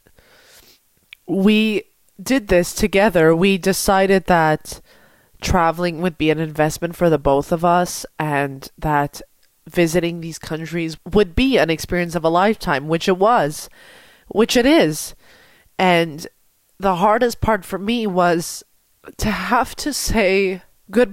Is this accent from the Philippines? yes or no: no; Montreal, Quebec, Canada; I want to go back to Montreal and work in my city.